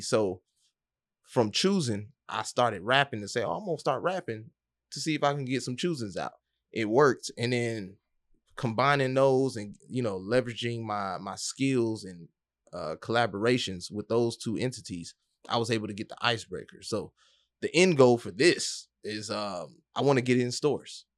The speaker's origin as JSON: {"language": "English", "town": "Atlanta", "region": "Georgia", "country": "United States", "tie": "born or raised there", "also_born_or_lived": "Detroit / Miami / Boston", "moved": "as an adult", "lives_now": "Orlando, United States", "said": "born in Detroit, raised in Atlanta"}